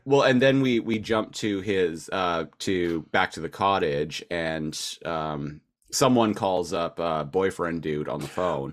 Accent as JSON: {"language": "English", "town": "Nanaimo", "region": "British Columbia", "country": "Canada", "moved": "as an adult", "said": "I'm from Nanaimo, British Columbia."}